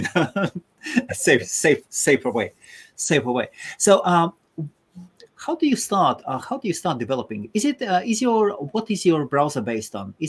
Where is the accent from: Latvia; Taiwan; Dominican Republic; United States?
Latvia; now in United Kingdom; I'm in the UK, though I'm from Latvia originally, yes.